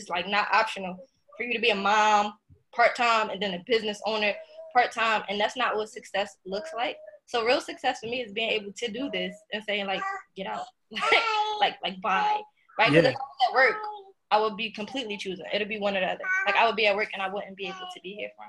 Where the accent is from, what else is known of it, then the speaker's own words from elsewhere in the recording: Philadelphia, Pennsylvania, United States; also born or lived in Lock Haven; I'm originally from South Philadelphia. Born and raised. So I lived there my whole entire life until about 17 years old when I went off to college